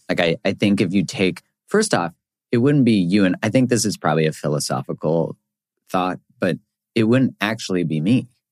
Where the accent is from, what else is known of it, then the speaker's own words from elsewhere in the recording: Canada; I'm from Canada